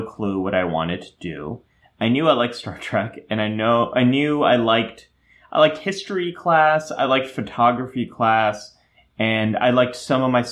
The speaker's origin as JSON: {"language": "English", "area": "Silicon Valley", "region": "California", "country": "United States", "tie": "born or raised there", "said": "I was growing up in Silicon Valley and everyone was an engineer"}